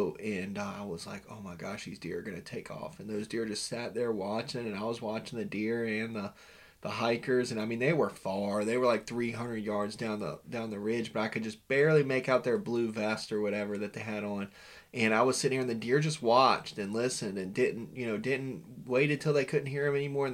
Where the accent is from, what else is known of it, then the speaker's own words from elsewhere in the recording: Virginia, United States; me growing up in Virginia, I grew up in the same mountains you did